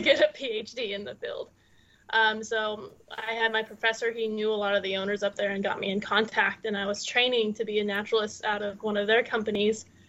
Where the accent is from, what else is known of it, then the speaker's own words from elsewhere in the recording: Utah, United States; moved away; I grew up in Utah